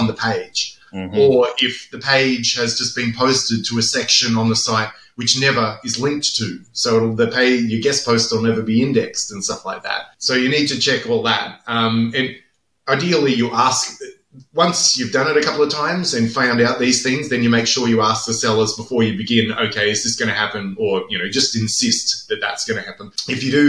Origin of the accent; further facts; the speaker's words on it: Australia; I'm Australian